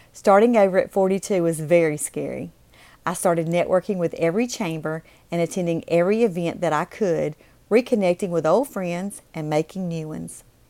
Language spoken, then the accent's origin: English; Mississippi, United States; moved away as an adult; also born or lived in Alabama; I moved back to my home state of Mississippi